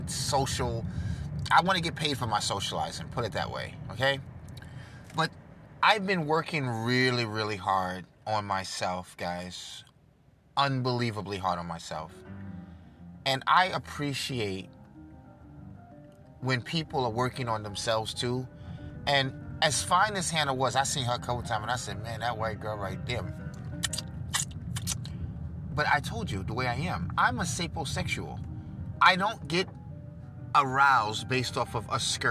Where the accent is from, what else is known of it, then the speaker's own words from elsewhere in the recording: New York, United States; I'm from New York